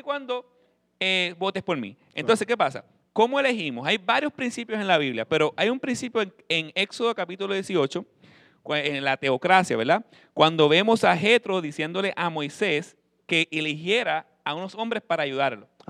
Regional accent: Puerto Rico; como pueblo latino puertorriqueño

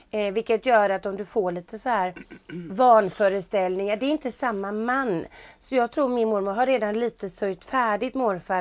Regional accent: Sweden; jag var hemma i Sverige

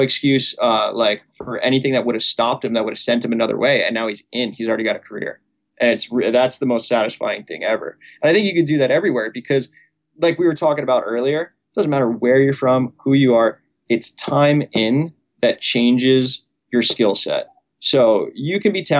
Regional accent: Manasquan, New Jersey, United States; moved away as an adult; also born or lived in Neptune, New Jersey; now in Oahu, United States; I am a local from Manasquan, New Jersey

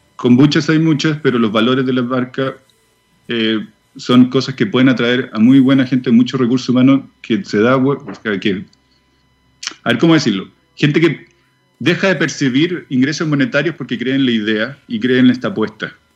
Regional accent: Chile; moved away as an adult; also born or lived in Switzerland; nosotros nos fuimos, con mi señora nos fuimos de Chile hace cinco años atrás, no, hace más, ya casi diez años atrás, a Suiza

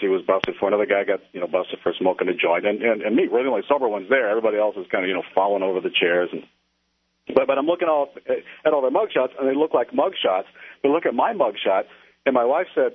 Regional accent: Southern California, United States; now in Colorado, United States; I'm from Southern California

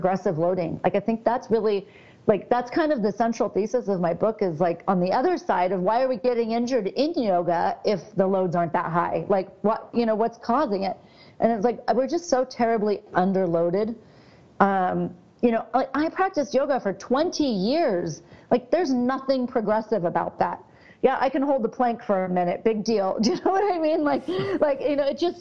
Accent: Southern California, United States; I grew up in Southern California

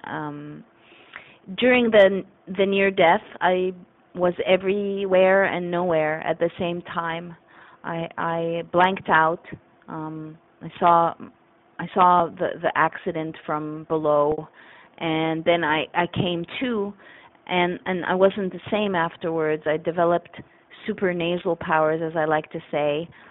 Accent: Canada; moved away; I'm a Canadian. I wasn't raised with this lawsuit mentality.

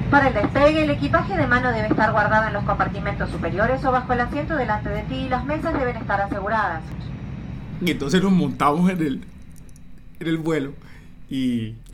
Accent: Cartagena, Bolívar, Colombia; me preguntan, che, vos sos de Cartagena. Yo, claro, sí, soy cartagenero, sí.

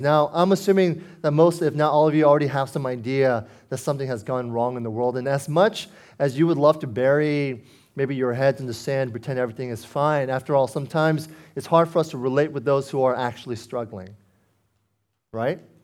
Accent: Foster City, California, United States; I grew up in Foster City practically my whole life, nearly thirty years

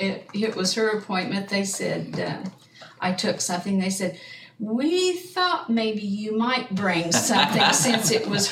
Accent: Centerville, Iowa, United States; moved away as an adult; also born or lived in Des Moines, Iowa / Junction City, Kansas / Cahokia; I was born in Centerville, Iowa, mm-hmm. and I lived in Putnam County until 1961.

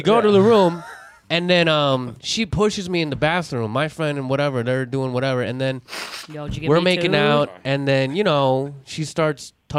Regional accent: New York City, New York, United States

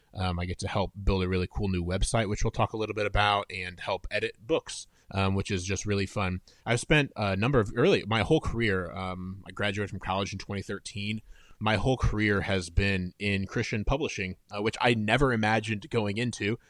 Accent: Fort Wayne, Indiana, United States; moved away as an adult; now in Nashville, United States; I'm originally from Fort Wayne, Indiana, which is in the northeast corner of Indiana.

